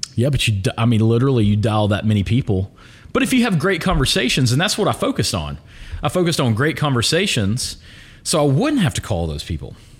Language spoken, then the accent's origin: English; Pelham, Alabama, United States; I grew up in Pelham